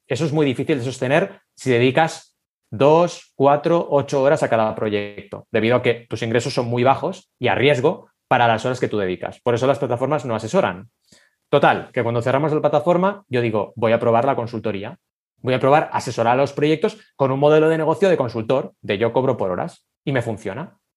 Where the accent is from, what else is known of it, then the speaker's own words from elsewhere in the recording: Barcelona, Catalonia, Spain; also born or lived in Argentina; Yo nací en Argentina, ¿vale? y llegué a Barcelona a los ocho años